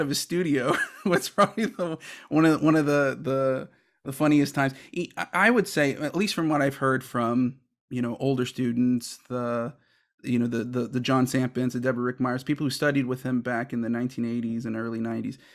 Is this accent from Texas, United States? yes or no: yes; Houston, Texas, United States; moved away as an adult; also born or lived in Chicago / Kentucky / Oklahoma; I'm originally from Houston, Texas, and I started saxophone in the sixth grade in 1994